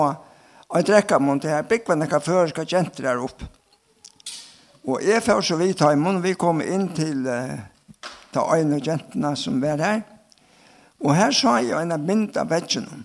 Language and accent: Danish; Vestmanna, Faroe Islands; Danish is a second language; now in Denmark; ja jeg er fra Vestmannen, og er et løyvård. og her fikk jeg min bandom og var oppvaksen her.